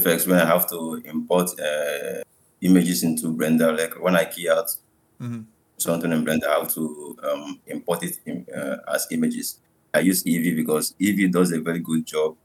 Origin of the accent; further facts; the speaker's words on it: Anambra, Nigeria; I'm from Nigeria. I'm from Anambra State in Nigeria.